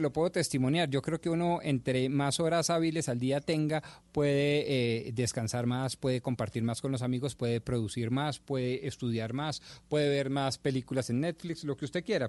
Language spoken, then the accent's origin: Spanish; Colombia; como buen eh, colombiano